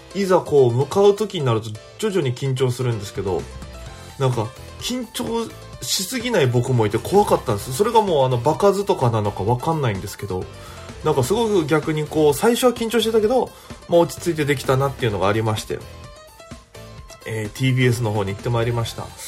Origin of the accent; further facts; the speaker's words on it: Okinawa, Japan; moved away as an adult; now in Tokyo, Japan; 大都会東京へ口先一つで乗り込んだ沖縄芸人